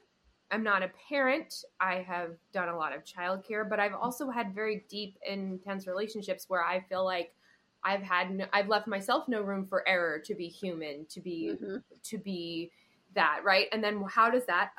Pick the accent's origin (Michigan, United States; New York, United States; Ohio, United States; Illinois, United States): New York, United States; as a New Yorker